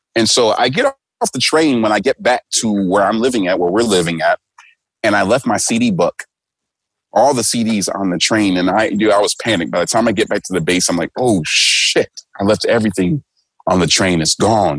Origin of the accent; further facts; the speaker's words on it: United States; moved away as an adult; now in Tokyo, Japan; I'm black and I'm from America